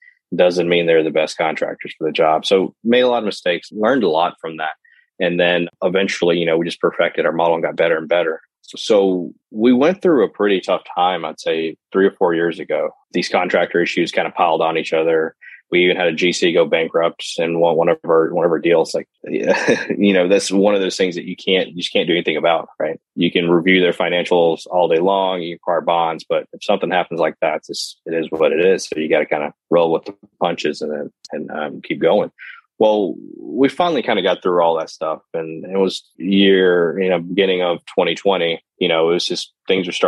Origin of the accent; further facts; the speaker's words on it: Lexington, Mississippi, United States; I grew up in a small town in Lexington, Mississippi